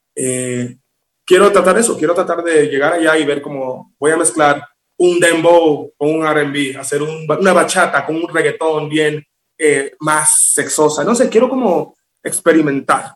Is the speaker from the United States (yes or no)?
yes; Miami, Florida, United States; also born or lived in Villa Juana, Dominican Republic; now in Mexico City, Mexico; cuando yo tenía como dos años, mi mamá, tú sabes, dijo, vamos a emigrar, vamos a tratar algo nuevo, me mudo a Miami y me crié ahí